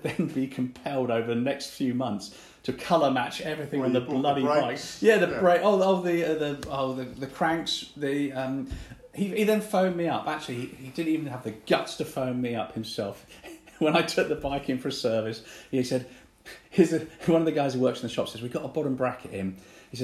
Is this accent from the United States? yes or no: no; Hong Kong; moved away; I grew up in Hong Kong